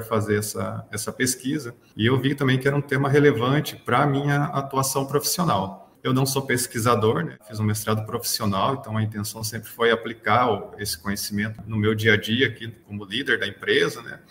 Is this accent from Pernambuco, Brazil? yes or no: no; Telêmaco Borba, Paraná, Brazil; also born or lived in Macapá; now in Brasília, Brazil; Eu sou natural do Paraná, né, numa cidade chamada Telemaco Borba.